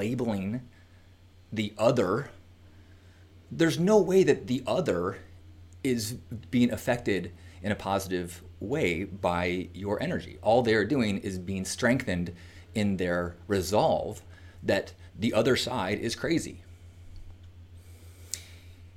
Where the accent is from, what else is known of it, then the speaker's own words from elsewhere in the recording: United States; as an American